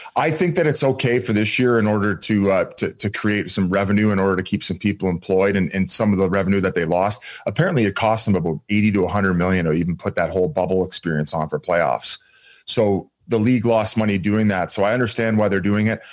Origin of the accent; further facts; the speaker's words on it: Welland, Ontario, Canada; I grew up in Welland, well in Ontario in a small town